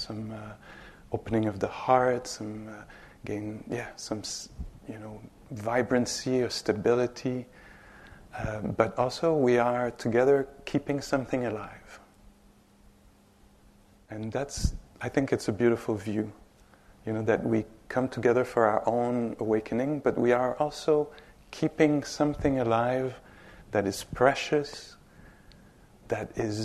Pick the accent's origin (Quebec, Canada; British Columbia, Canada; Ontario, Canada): Quebec, Canada; Montreal; English is a second language; I'm from Montreal, straight up. 5-6 hours up north. So I'm Quebecois, Canadian